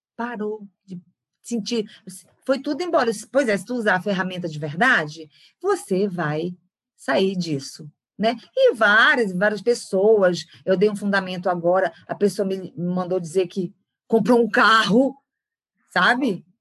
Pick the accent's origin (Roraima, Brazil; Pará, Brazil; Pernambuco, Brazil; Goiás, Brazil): Pará, Brazil; Belém; also born or lived in São Paulo; Sou de Belém do Pará, do norte do Brasil, nasci aqui.